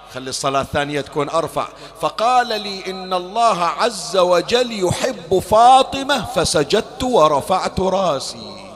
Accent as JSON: {"language": "Arabic", "country": "Bahrain", "said": "احنا عندنا حسينيات بالبحرين"}